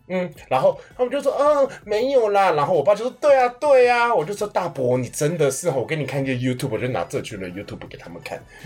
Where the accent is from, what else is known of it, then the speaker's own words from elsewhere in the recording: Kaohsiung, Taiwan; 妈妈是屏东人，然后我是高雄人，因为我们到都都搬去高雄了